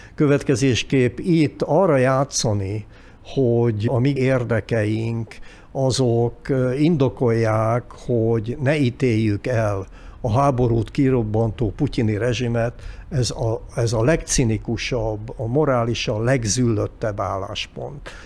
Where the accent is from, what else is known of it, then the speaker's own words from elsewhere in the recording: Hungary; mint magyarok